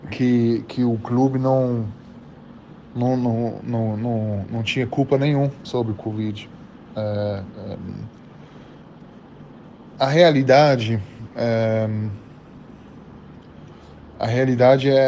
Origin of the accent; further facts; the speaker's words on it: Germany; Portuguese is a second language; now in Brazil; as pessoas que pode pensar que eu vou ficar com dificuldade porque eu vim da Alemanha